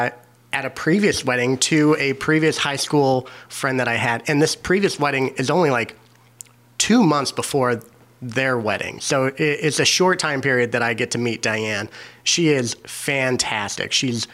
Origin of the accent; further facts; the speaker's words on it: Kansas, United States; now in Chicago, United States; back in Kansas, back, you know, my home state.